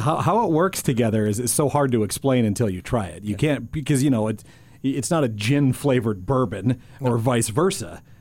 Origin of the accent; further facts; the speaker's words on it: North Dakota, United States; I was born and raised in North Dakota